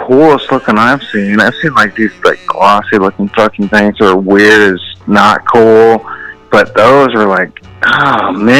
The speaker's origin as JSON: {"language": "English", "area": "Orange County, Riverside", "region": "California", "country": "United States", "tie": "born or raised there", "also_born_or_lived": "Fremont, California", "said": "Grew up in Orange County, Riverside."}